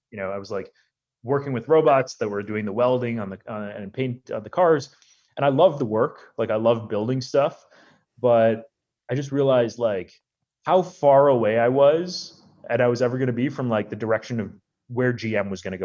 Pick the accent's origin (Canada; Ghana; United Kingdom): Canada; also born or lived in India / Chicago; I was born in India. My family we lived in Chicago for a couple of years and then moved to Canada when I just started school